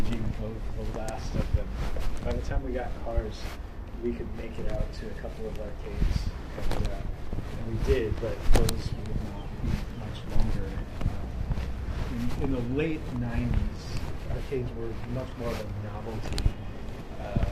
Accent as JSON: {"language": "English", "region": "the South", "country": "United States", "tie": "born or raised there", "said": "growing up in the South"}